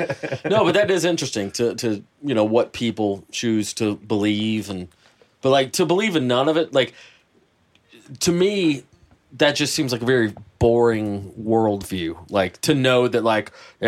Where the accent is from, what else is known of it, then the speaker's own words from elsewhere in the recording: Georgia, United States; I'm from Georgia.